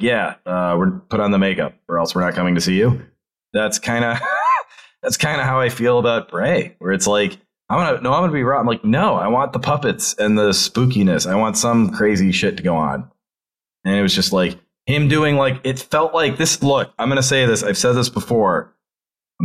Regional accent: New Hampshire, United States; I'm from New Hampshire.

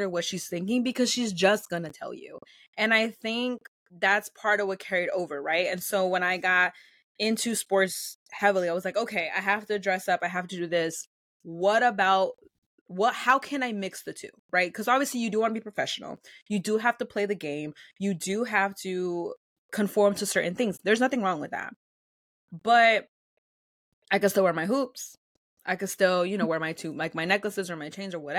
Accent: Los Angeles, California, United States; first language Spanish; English is a second language; also born or lived in Pasadena; being in LA and being in Los Angeles and growing up in California

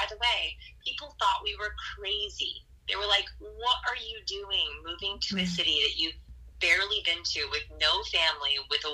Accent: Los Angeles, California, United States; also born or lived in Portland, Oregon; now in Austin, United States; I'm from Los Angeles, California, and then we used to live in Portland

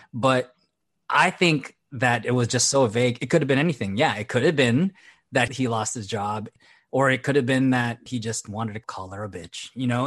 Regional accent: Philippines; as a Filipino, coming from a very religious upbringing

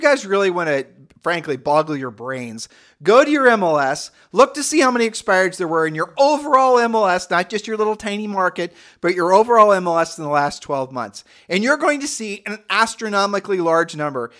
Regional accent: Midwest, United States; we're from the Midwest

